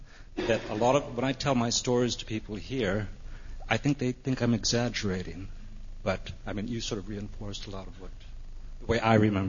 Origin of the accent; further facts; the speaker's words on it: San Jose, California, United States; moved away; I grew up in East San Jose where Cesar Chavez grew up, and so it was called Sal Si Puedes, which means in English, get out if you can.